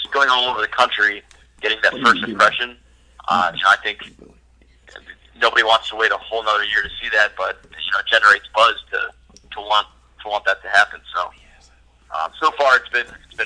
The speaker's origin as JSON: {"language": "English", "region": "Ohio", "country": "United States", "tie": "born or raised there", "also_born_or_lived": "College Park, Maryland", "moved": "as an adult"}